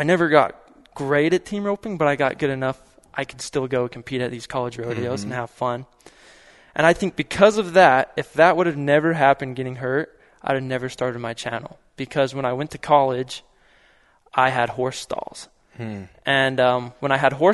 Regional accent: Emery County, Utah, United States; I grew up on a ranch here over in Emory County

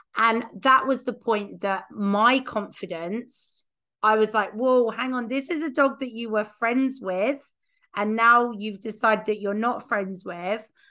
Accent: United Kingdom; being British

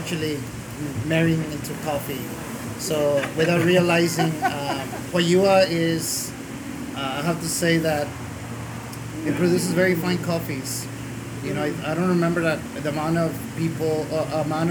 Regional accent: Guatemala; I was born in Guatemala.

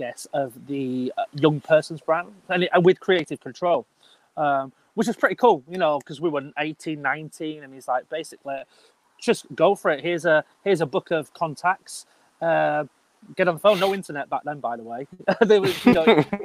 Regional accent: Bradford, Yorkshire and the Humber, United Kingdom; I'm a boy from Bradford, you know, I'm from up north

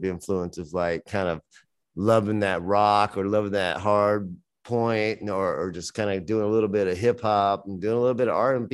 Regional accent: Louisiana, United States; I'm from the South. I'm from Louisiana, that Mississippi area.

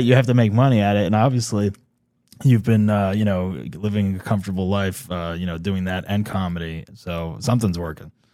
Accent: New Jersey, United States; I'm from New Jersey originally.

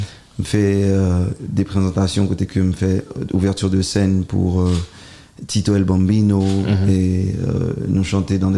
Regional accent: Haiti; French is a second language; Bon, euh, moi, je suis haïtien, même j'avoue.

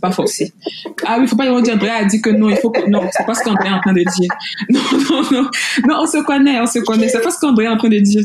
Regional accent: Côte d’Ivoire; je suis ivoirienne, naturellement

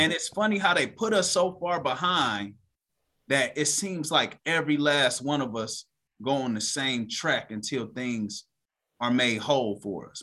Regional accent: United States; growing up in America, we not taught that Black people around the world

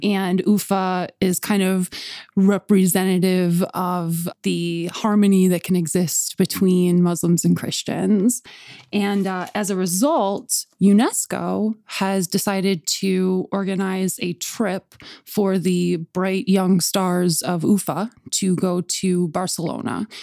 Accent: Buffalo, New York, United States; we're from Buffalo

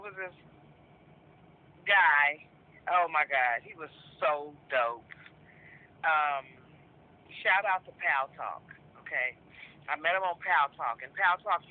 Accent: San Francisco, California, United States; I'm born and raised in San Francisco.

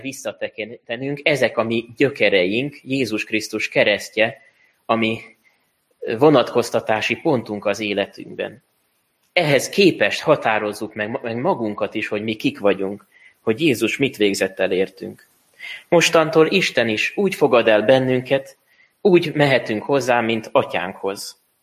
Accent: Hungary; mi magyarok vagyunk

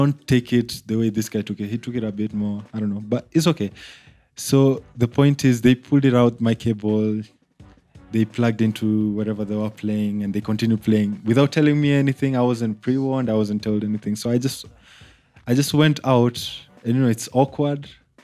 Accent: Kenya; moved away as an adult; now in Uganda; when I left Kenya to come to Uganda, like, number one, I just came here to study

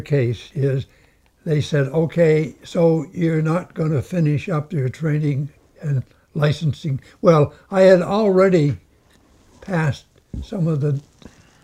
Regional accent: Houlton, Maine, United States; Holton is my town

